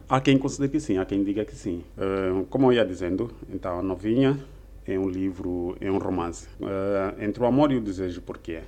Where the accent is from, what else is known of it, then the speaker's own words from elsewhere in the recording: Lubango, Huíla, Angola; also born or lived in Luanda; Sou natural do, do Lubango, província da Huila, e nesse momento encontro-me cá em Luanda